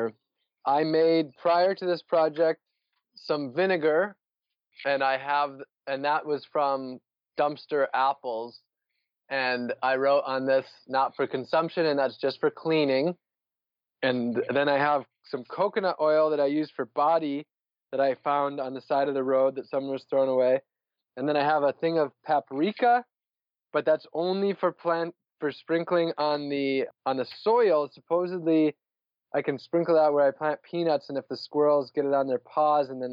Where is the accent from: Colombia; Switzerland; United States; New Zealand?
United States; northern Wisconsin; moved away as an adult; also born or lived in San Diego, California; now in Orlando, United States; I'm from Wisconsin, northern Wisconsin.